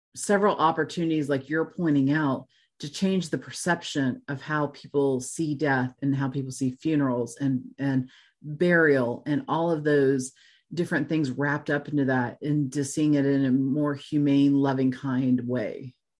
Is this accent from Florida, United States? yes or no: yes; Florida, United States; also born or lived in Tennessee; now in Kettering, Ohio, United States; I grew up in Florida